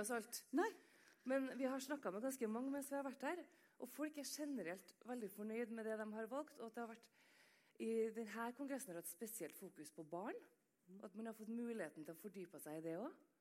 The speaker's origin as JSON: {"language": "Norwegian", "region": "Trøndelag", "country": "Norway", "said": "Jeg er jo trønder"}